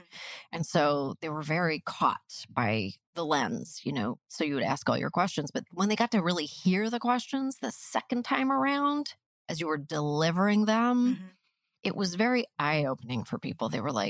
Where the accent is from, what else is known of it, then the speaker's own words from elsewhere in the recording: Canada; we're pragmatic Canadian people working in entertainment.